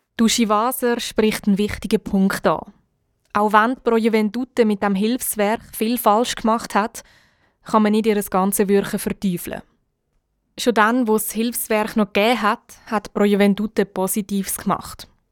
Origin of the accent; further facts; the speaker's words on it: Switzerland; bei uns in der Schweiz